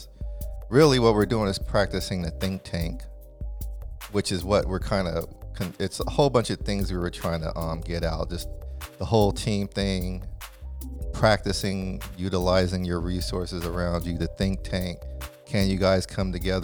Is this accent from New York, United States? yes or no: no; California, United States; I was from California